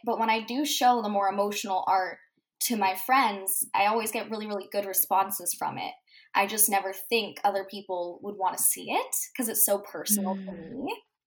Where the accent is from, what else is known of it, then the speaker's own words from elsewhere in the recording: Manitoba, Canada; I'm from Manitoba, Canada.